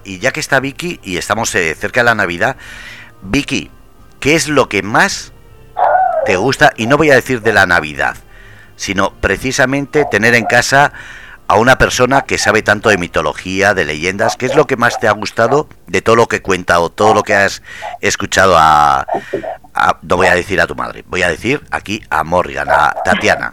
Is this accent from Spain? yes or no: yes; Basque Country, Spain; yo como vasco, eh, yo tengo que decir que aunque soy vasco, eh, mis padres son de fuera